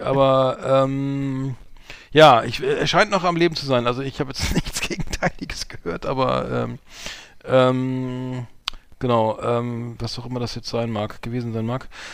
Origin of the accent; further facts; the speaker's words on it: Germany; deutsch wie ich bin